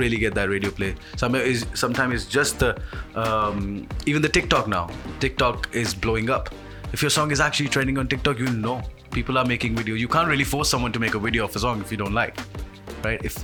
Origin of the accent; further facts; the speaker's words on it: Punjabi from India, India; moved away as an adult; now in United Kingdom; I'm a Punjabi from India who came to UK to study and like spend some time